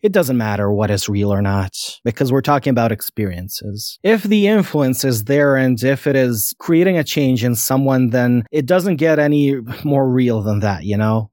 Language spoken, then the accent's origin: English; Bosnia & Herzegovina; I'm a nobody from Bosnia